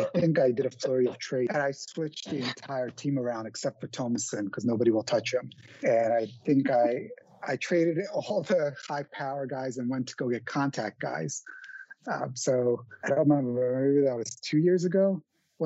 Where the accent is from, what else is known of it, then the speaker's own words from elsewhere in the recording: New York City, New York, United States; I'm from Queens